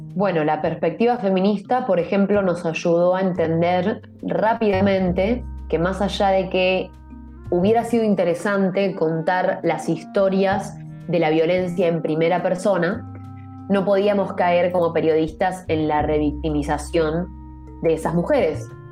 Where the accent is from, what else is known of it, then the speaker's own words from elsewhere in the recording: Argentina; Yo soy periodista de investigación argentina